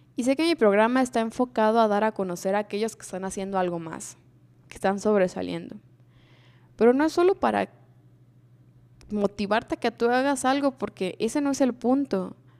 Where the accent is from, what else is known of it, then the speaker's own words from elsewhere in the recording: Mexico; Como cultura mexicana